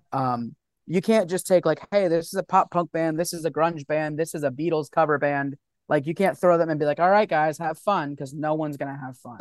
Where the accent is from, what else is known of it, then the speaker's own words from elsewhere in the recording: Florida, United States; also born or lived in New York; I grew up down here. I've, I've been living in Florida since I was, like, three years old